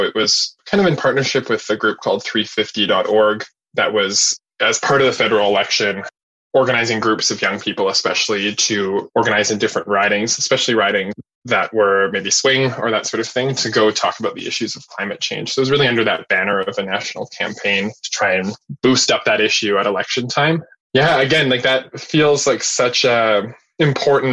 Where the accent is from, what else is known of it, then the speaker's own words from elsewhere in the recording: Winnipeg, Manitoba, Canada; I grew up in West Winnipeg and I'm more familiar with that and living in the West End now